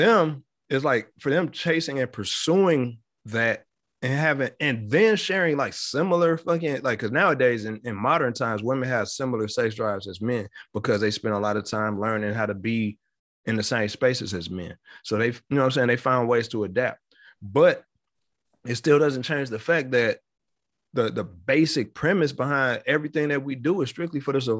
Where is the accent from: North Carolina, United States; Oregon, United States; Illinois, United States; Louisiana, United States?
Illinois, United States; Chicago; And then because I'm from the city, I'm from Chicago.